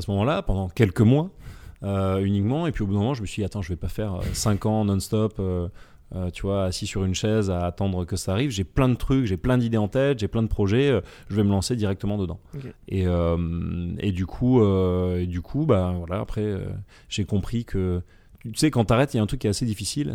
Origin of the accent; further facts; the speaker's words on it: France; on est français